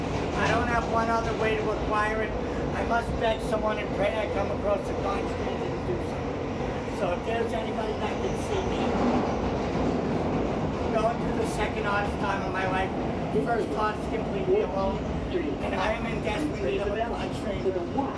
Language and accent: English; New York City, New York, United States; I was born and raised on Staten Island.